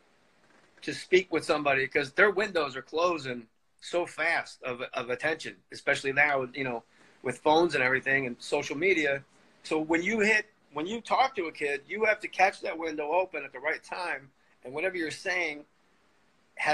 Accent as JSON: {"language": "English", "town": "Verona", "region": "New Jersey", "country": "United States", "said": "I'm from Verona"}